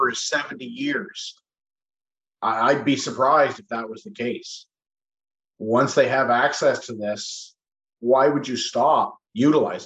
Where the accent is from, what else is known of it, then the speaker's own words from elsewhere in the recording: Bruce County, Ontario, Canada; also born or lived in Greenock, Ontario / Walkerton, Ontario / Kitchener-Waterloo, Ontario; now in Teeswater, Canada; born and raised in Bruce County on a farm outside Greenock until I was 14. Then we moved to Walkerton, right in town.